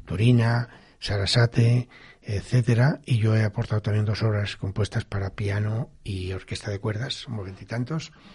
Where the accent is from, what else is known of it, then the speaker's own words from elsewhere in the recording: Campo de Criptana, Castilla-La Mancha, Spain; moved away; estoy muy agradecido a mi pueblo porque ellos me tratan muy bien y, yo tengo una gran fin contacto sigo teniendo casa allí tengo familia y no renuncio todo lo contrario presumo de ser de Campo Quintana